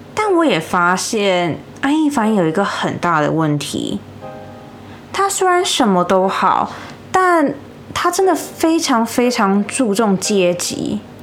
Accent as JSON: {"language": "Chinese", "country": "United States", "said": "身为美国人，我真心不懂。"}